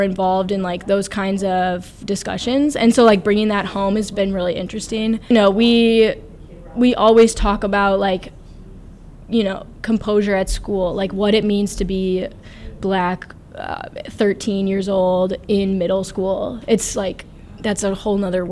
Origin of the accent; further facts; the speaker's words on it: Kirkwood, Missouri, United States; moved away as an adult; now in Chicago, United States; I was born in St. Louis. I've always lived in St. Louis.